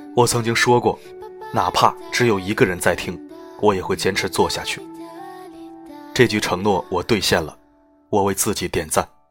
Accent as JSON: {"language": "Chinese", "country": "China", "said": "我们中国人喜欢用谐音去解读象征"}